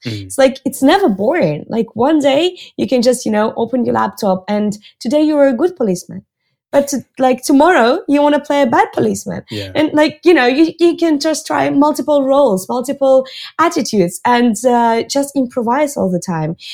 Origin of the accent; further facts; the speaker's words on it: Russia; moved away as an adult; now in Barcelona, Spain; I'm based in Barcelona, but I'm originally from Russia